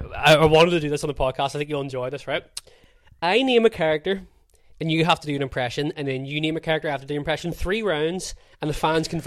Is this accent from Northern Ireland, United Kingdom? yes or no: yes; Belfast, Northern Ireland, United Kingdom